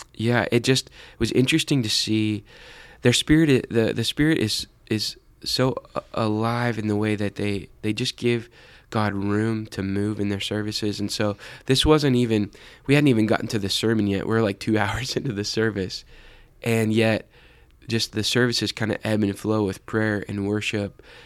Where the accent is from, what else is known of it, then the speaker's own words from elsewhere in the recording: United States; we, as American Christians